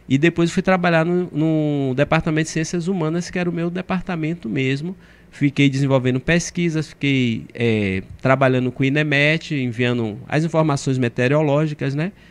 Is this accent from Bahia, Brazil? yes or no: yes; Cruz das Almas, Bahia, Brazil; Eu vim do interior, é, sou de Cruz das Almas.